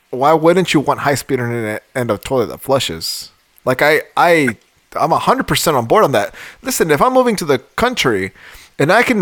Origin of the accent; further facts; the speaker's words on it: United States; as an American